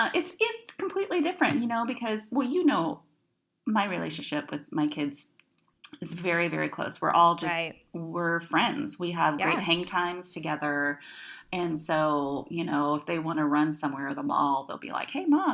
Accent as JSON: {"language": "English", "region": "West Coast", "country": "United States", "tie": "born or raised there", "lives_now": "Los Angeles, United States", "said": "I am living in Los Angeles, California. I was born and raised in the West Coast, but kind of lived around the country a little bit because of ministry and all that stuff."}